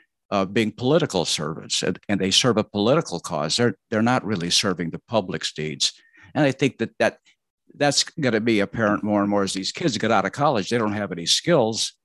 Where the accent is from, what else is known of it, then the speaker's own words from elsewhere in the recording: Mesa, Arizona, United States; I grew up in Mesa, Arizona, small town, about 18,000 people.